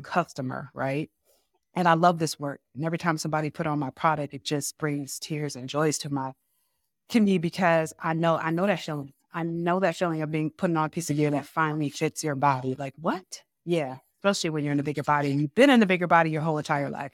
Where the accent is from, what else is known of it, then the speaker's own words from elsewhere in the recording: Ann Arbor, Michigan, United States; I was born and raised in Ann Arbor, Michigan